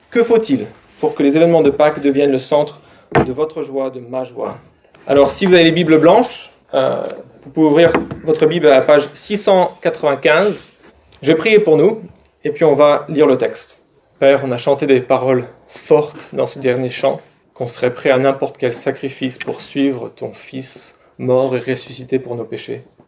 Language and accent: French; France; nous, en France